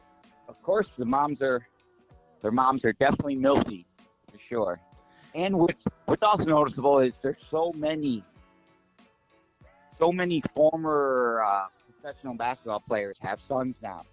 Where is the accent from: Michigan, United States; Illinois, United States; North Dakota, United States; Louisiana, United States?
Michigan, United States; Detroit; moved away; I'm from Detroit, Michigan originally